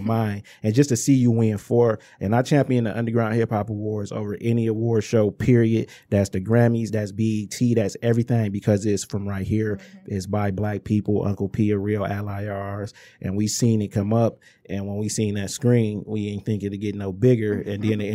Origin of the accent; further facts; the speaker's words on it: Inkster, Michigan, United States; I'm from Inkster Michigan